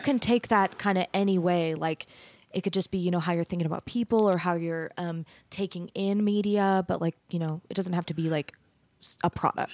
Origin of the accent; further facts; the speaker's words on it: Mesa, Arizona, United States; moved away as an adult; also born or lived in Denton, Texas; I grew up in Mesa, Arizona.